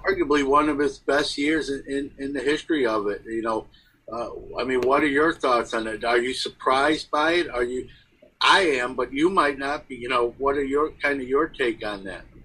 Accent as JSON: {"language": "English", "town": "New York City", "region": "New York", "country": "United States", "tie": "born or raised there", "said": "a kid growing up in Brooklyn"}